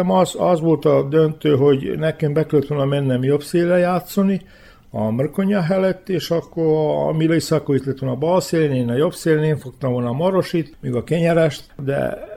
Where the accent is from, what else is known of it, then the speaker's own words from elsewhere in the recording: Hungary; Nem volt egyszerű magyarként. Nem volt, mert tudtam magyarul, ők tudták, hogy tudok magyarul